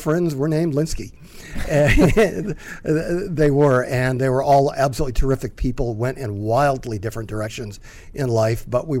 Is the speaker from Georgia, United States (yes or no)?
no; Gloucester, Massachusetts, United States; moved away; I'm originally from Gloucester, Massachusetts, just north of Boston.